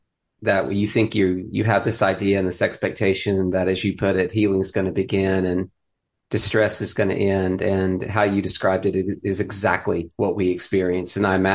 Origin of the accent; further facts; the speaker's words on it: Knoxville, Tennessee, United States; my neck of the woods growing up in Knoxville